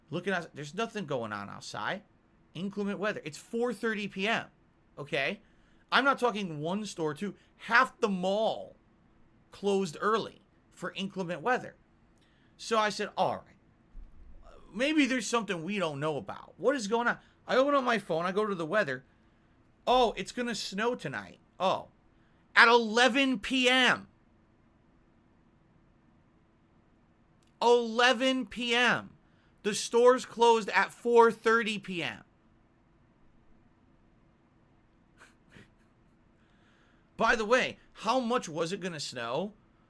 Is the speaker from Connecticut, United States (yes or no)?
yes; Connecticut, United States; now in Washington, United States; I come from Connecticut